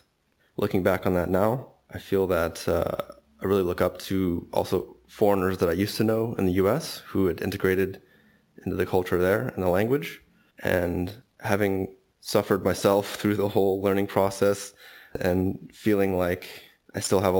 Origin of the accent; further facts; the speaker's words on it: Los Angeles, California, United States; now in Darmstadt, Germany; I'm from Los Angeles, California, and I've lived in Darmstadt, Germany for 3 years.